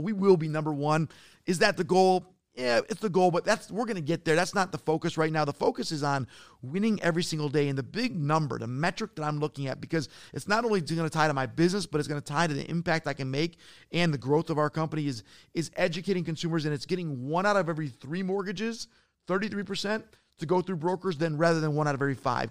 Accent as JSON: {"language": "English", "town": "Detroit", "region": "Michigan", "country": "United States", "said": "I'm from Detroit."}